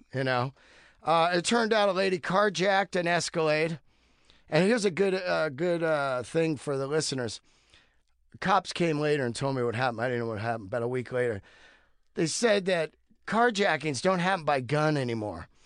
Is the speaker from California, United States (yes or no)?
yes; Bay Area, California, United States; I grew up in the Bay Area